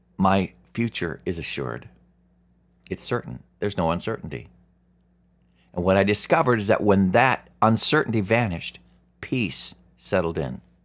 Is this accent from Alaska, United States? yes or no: yes; Alaska, United States; I grew up in Alaska